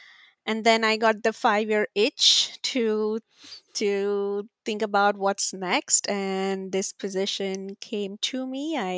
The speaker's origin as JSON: {"language": "English", "country": "India", "moved": "as an adult", "lives_now": "United States", "said": "But my career really started back when I came to the US from India to study master's in communications."}